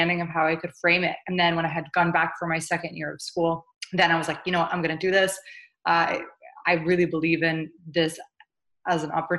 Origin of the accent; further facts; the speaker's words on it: St. Louis, Missouri, United States; moved away as an adult; also born or lived in New York; I grew up in St. Louis, Missouri. My parents are immigrants from Jordan.